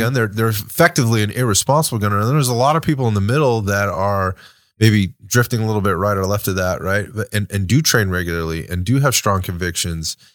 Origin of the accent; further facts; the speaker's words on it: United States; as an American citizen, right, and as an American